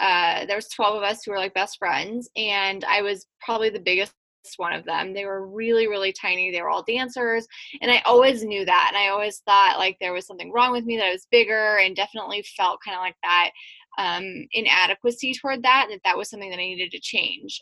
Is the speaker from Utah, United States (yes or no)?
no; Western Nebraska, United States; I grew up in Western Nebraska